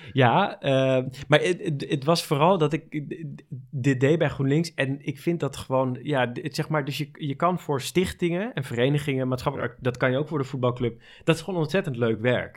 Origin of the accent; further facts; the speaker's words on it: Amsterdam, North Holland, Netherlands; Ik ben eh, geboren en getogen in Amsterdam